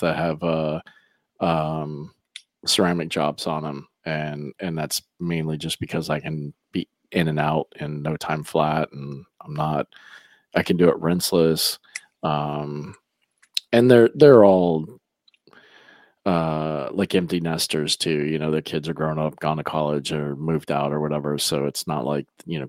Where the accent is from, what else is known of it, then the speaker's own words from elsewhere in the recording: Lake County, Florida, United States; I grew up in Lake County